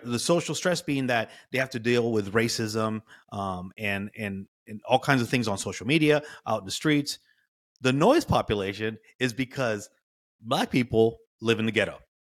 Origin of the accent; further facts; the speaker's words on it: California, United States; I was born and raised in California